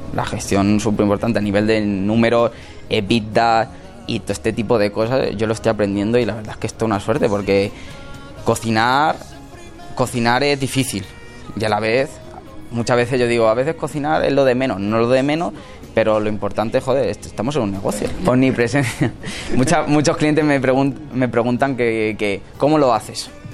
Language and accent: Spanish; Villanueva de los Infantes, Castilla-La Mancha, Spain; now in Madrid, Spain; me metí en un, en un restaurante en mi pueblo a trabajar gratis